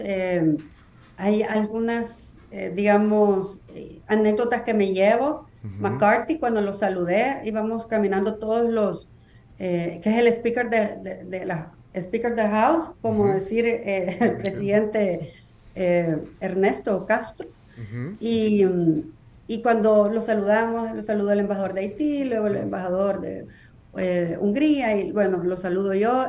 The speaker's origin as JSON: {"language": "Spanish", "country": "El Salvador", "moved": "as an adult", "lives_now": "United States"}